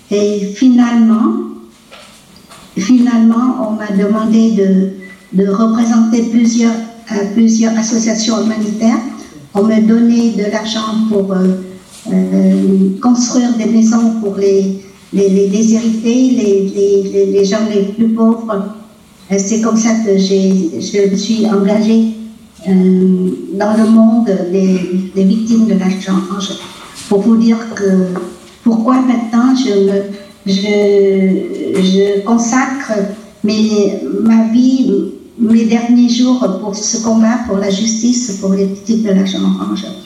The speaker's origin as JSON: {"language": "French", "country": "Vietnam", "tie": "born or raised there", "moved": "as an adult", "lives_now": "France", "said": "Je suis vietnamienne de sang et de cœur, bien que quand on parle de moi, on dit toujours que je suis française d'origine vietnamienne."}